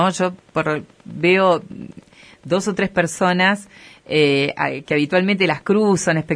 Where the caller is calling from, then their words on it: Rosario del Tala, Entre Ríos, Argentina; vengo desde Rosario del Tala, no lo conocí a Ramiro y estoy conociendo mucho sobre él y sobre ustedes ahora.